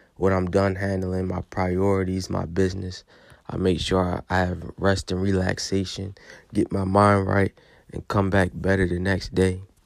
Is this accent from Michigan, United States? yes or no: no; Baltimore, Maryland, United States; I'm from Baltimore, Maryland, and I'm nineteen years old.